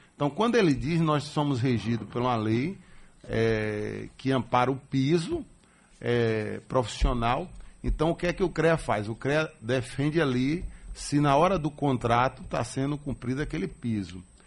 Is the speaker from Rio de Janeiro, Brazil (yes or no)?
no; Salvador, Bahia, Brazil; Eu nasci aqui em Salvador, sou de família maragujipana, meu pai e minha mãe, lá de Maragogipe, no Recôncavo Baiano